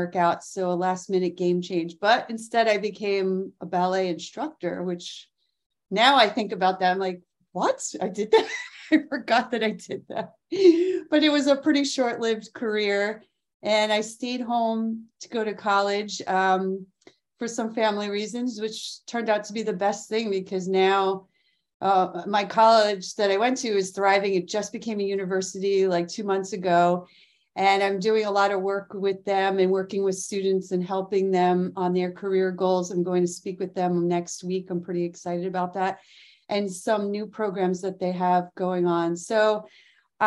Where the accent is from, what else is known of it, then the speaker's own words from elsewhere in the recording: Mamaroneck, New York, United States; I grew up where I live now. I live in Westchester, New York, in the friendly village called Mamaroneck.